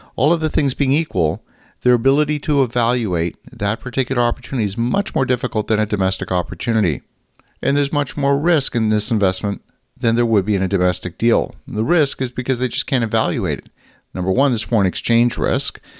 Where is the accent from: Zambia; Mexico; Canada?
Canada; a Canadian who's very active in U S investments